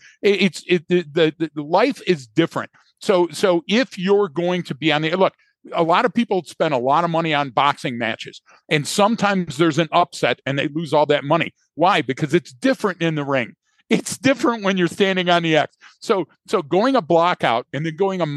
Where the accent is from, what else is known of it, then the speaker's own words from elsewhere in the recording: Detroit, Michigan, United States; I'm born and raised in Detroit